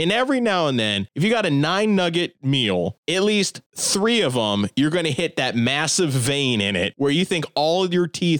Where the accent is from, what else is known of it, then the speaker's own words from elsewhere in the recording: Warren, Ohio, United States; also born or lived in Howland; growing up in Warren, before my parents got married and we moved to Howland